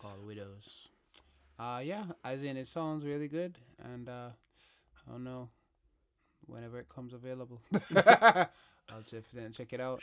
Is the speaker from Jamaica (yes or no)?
yes; Jamaica; my introduction to the Queen was as a Jamaican